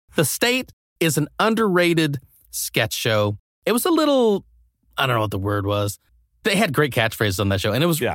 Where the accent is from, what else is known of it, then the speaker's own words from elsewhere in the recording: Nebraska, United States; now in Los Angeles, United States; I grew up in Nebraska, which is pretty close to Denver.